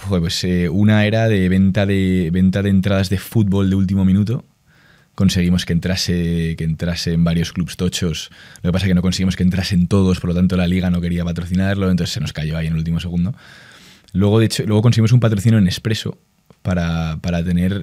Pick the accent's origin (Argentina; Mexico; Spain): Spain; en España al final somos los hijos de Inditex